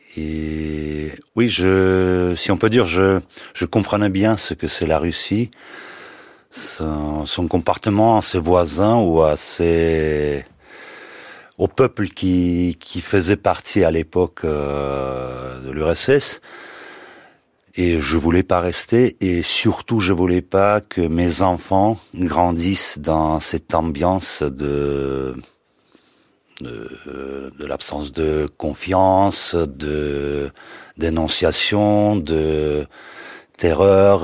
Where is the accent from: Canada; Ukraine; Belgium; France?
Ukraine; Crimea; French is a second language; moved away as an adult; je voulais pas rester en Crimée, même si c'est ma terre natale, la terre natale de mes parents